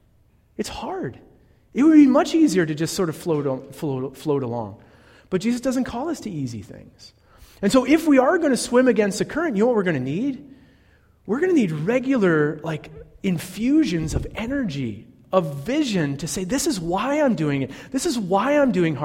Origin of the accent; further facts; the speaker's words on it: Northeastern Ohio, United States; I'm from Northeastern Ohio